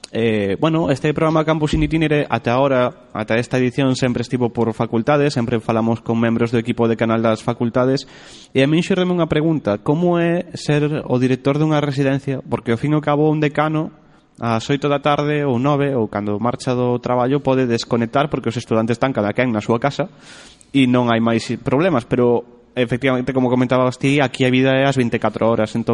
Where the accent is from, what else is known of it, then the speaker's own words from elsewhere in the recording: Santiago de Compostela, Galicia, Spain; son de Santiago